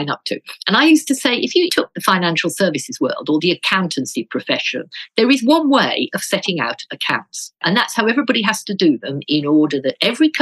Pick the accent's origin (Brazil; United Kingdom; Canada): United Kingdom; Birmingham, West Midlands; I come from Birmingham